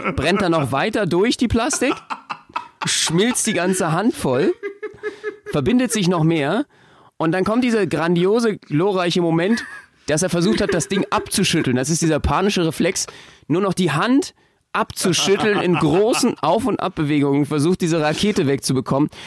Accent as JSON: {"language": "German", "region": "Berlin", "country": "Germany", "said": "als Berliner"}